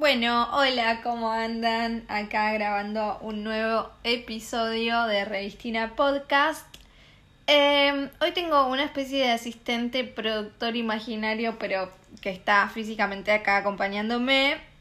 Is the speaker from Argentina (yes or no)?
yes; Argentina; En mi pueblo, en el lugar de donde yo soy, va, en Argentina en general